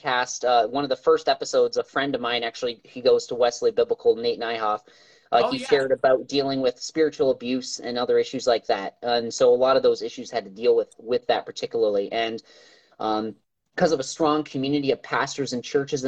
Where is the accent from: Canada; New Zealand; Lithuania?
Canada; also born or lived in Africa; now in Port Huron, United States; I'm originally from Canada, born and raised in a pastor's home